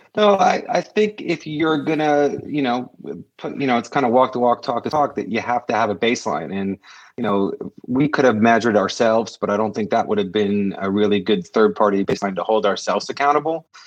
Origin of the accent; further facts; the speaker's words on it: Cape Cod, Massachusetts, United States; I'm from the Cape